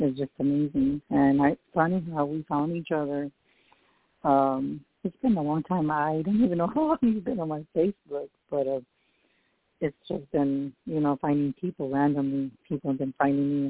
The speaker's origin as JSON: {"language": "English", "town": "San Antonio", "region": "Texas", "country": "United States", "said": "I'm psychic medium from San Antonio, Texas."}